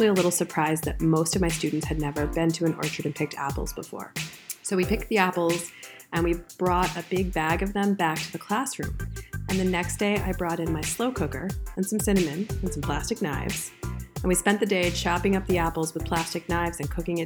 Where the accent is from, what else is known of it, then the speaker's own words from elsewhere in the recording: Vermont, United States; I grew up in Vermont